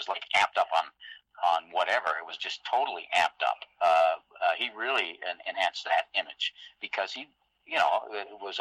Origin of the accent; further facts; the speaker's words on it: Toronto, Ontario, Canada; I grew up in Toronto